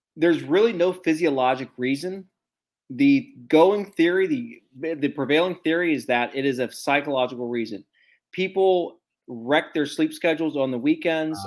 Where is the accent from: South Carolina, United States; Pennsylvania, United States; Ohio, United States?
Ohio, United States; moved away; my home state of Ohio